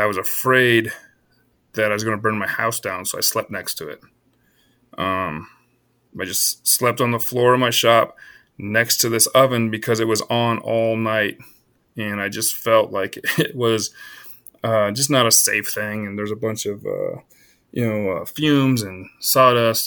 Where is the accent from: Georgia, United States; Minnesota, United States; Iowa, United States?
Iowa, United States; now in Colorado, United States; I was born in Iowa. So I grew, I grew up in the heart of the, uh, the whitetail hardwoods